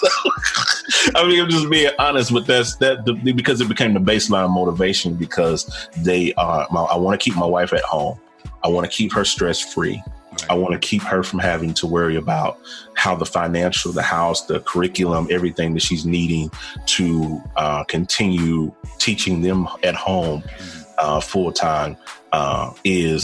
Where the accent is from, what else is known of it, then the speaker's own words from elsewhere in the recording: Jackson, Tennessee, United States; now in Charlotte, United States; I currently reside in Charlotte, North Carolina, but I am formerly born and bred in Jackson, Tennessee, which is right outside of Memphis, Tennessee.